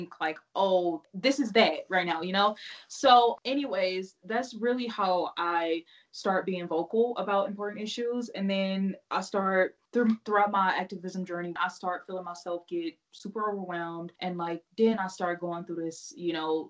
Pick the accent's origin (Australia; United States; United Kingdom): United States; Missouri; now in Utah, United States; I'm from Missouri